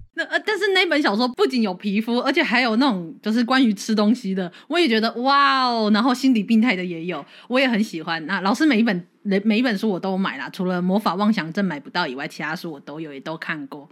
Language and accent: Chinese; Kaohsiung, Taiwan; 我是一个高雄人